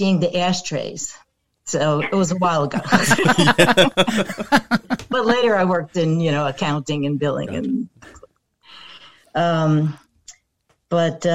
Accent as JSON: {"language": "English", "town": "Newark", "region": "New Jersey", "country": "United States", "tie": "born or raised there", "also_born_or_lived": "West Orange", "said": "Growing up in Newark, I was across the street from Weequake Park"}